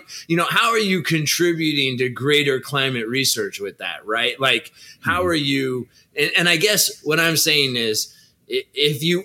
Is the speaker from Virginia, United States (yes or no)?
no; California, United States; I'm a Californian